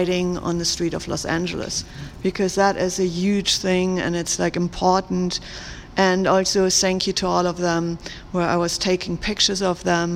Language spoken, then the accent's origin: English; Germany; moved away; in Germany, back in my hometown